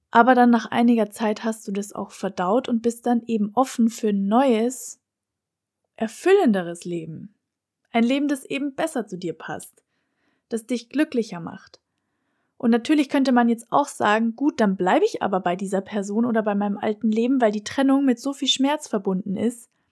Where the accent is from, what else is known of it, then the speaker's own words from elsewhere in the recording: Germany; moved away as an adult; now in Lisbon, Portugal; mit diesem Flug nach Lissabon habe ich Freunde, Familie und meine Heimat hinter mir gelassen